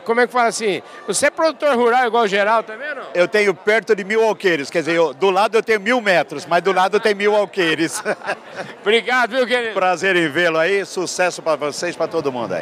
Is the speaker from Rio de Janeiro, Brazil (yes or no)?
no; Ribeirão Preto, São Paulo, Brazil; now in São Paulo, Brazil; Eu sou do de Ribeirão Preto, ah, tá. mas moro aqui em São Paulo amanhã desde tempo.